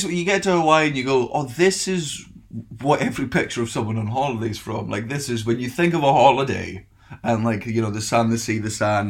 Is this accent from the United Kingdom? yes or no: yes; Scotland, United Kingdom; because I'm Scottish